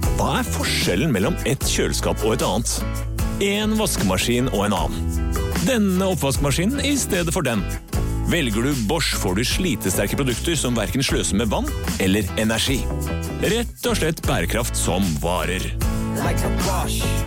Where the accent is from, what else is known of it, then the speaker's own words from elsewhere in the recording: Bærum, Akershus, Norway; jeg er jo fra Rykken i Bærum. Eh, stolt Rykken-jente.